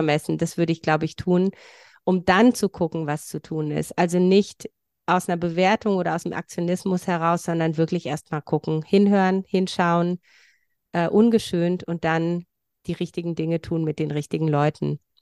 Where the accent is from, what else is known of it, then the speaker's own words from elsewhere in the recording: Transylvania, Romania; now in Germany; Ich komme von woanders. Also ich komme aus Rumänien, da von so einem kleinen Volksstamm.